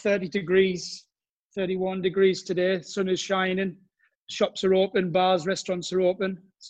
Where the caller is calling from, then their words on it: Cannes, Provence-Alpes-Côte d'Azur, France; Today I'm in Cannes, south of France.